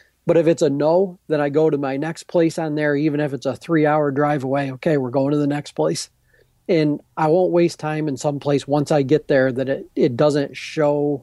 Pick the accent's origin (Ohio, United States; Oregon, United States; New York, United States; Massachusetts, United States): New York, United States; Adirondacks; I'm from the Adirondacks